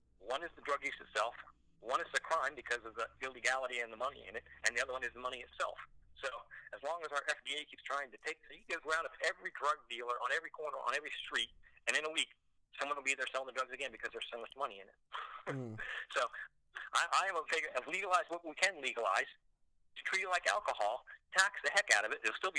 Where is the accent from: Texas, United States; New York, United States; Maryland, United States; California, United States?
Maryland, United States; Baltimore; I came from Maryland, in Baltimore